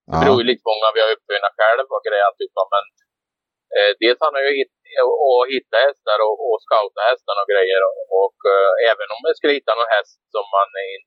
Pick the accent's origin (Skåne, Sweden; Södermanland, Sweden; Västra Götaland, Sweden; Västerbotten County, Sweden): Västra Götaland, Sweden; Västergötland; moved away as an adult; also born or lived in United States / Canada; jag bosatte mig då i Trova. Min pappa är, jag är västgöte så jag är ja. från den trakten.